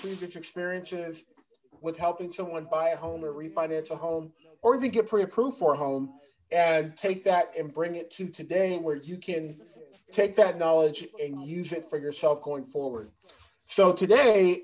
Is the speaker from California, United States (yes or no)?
yes; Santa Ana, California, United States; I grew up in Santa Ana, which is like on the border, you know, of Garden Grove.